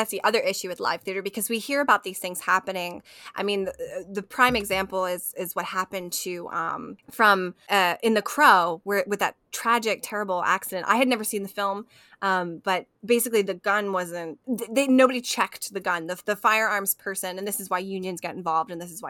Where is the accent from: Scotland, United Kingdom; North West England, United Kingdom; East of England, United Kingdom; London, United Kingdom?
Scotland, United Kingdom; As a Scottish pagan, I do love this movie